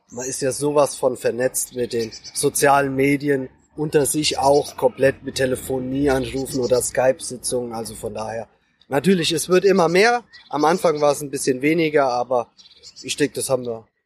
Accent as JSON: {"language": "German", "region": "Hesse", "country": "Germany", "tie": "born there", "said": "wobei ich gebürtiger Hesse bin und von daher multikulturell, multinational unterwegs bin"}